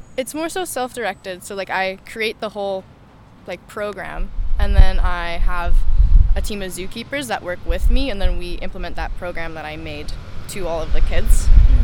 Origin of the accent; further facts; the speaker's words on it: Smithers, British Columbia, Canada; also born or lived in Kelowna; I'm from Smithers.